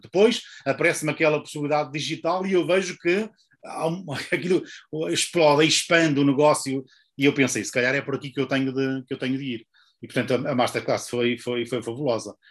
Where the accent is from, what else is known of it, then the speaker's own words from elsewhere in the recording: Portugal; moved away; also born or lived in Porto; eu nasci em, em Oliveira das Meias, uh, depois vim, vim estudar para o Porto